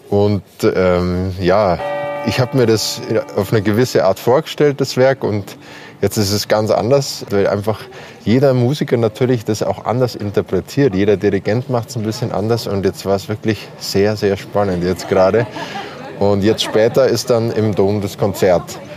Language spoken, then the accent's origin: German; Bavaria, Germany; Äh, ich bin in Bayern aufgewachsen und habe da meine Wurzeln. Ich bin mit bayerischer Sprache aufgewachsen, mit bayerischen Instrumenten, mit Akkordeon, mit Zither, mit Hackbrett, mit Gitarre.